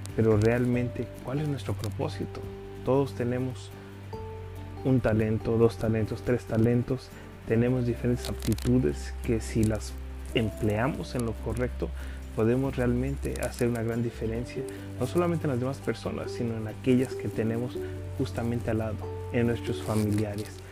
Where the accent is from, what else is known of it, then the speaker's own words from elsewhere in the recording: Los Angeles, California, United States; also born or lived in Mexico; nací en México, pero me crié aquí en Los Ángeles, en Estados Unidos